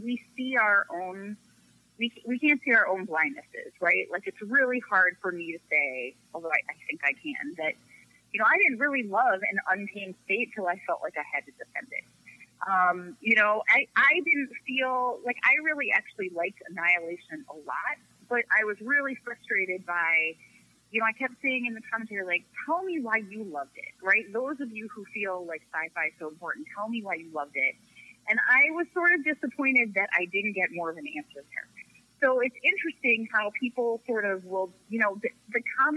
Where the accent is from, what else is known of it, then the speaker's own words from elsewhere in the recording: Chicago, Illinois, United States; I'm from Chicago